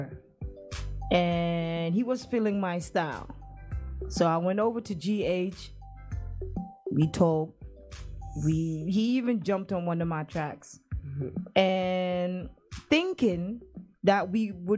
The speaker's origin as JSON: {"language": "English", "region": "Brong-Ahafo", "country": "Ghana", "moved": "yes", "lives_now": "Netherlands", "said": "I challenged myself to do Dutch, to do Chi, and even Bono, actually, because I'm from the Brungahafa region"}